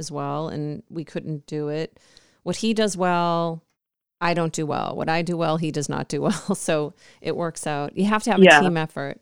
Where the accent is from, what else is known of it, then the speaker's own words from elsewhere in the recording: New York, United States; now in California, United States; I'm from New York